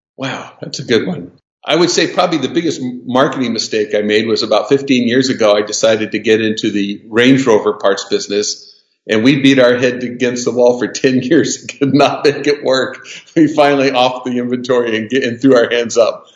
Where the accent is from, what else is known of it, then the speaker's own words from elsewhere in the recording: Southern California, United States; I was born and raised in Southern California in the 50s and 60s